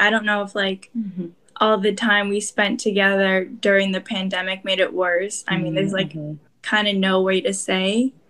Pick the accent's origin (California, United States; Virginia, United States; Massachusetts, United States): California, United States; Oakland; first language Korean; English is a second language; growing up in Oakland, we all lived in like a very communal like neighborhood.